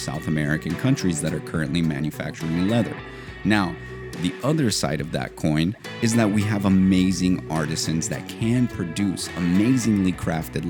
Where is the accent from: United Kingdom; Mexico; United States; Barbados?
Mexico; León, Guanajuato; We are from León, Guanajuato, a town rich in history in both leather goods and particularly footwear. That's how my grandfather started as an artisan